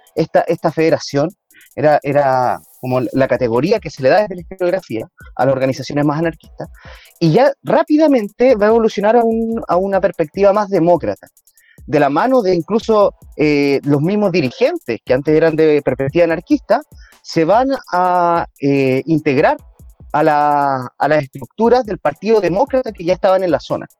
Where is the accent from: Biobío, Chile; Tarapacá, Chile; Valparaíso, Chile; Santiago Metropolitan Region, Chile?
Biobío, Chile; Curanilahue; en Curanilagua, aquí mismo, el territorio donde, de donde yo soy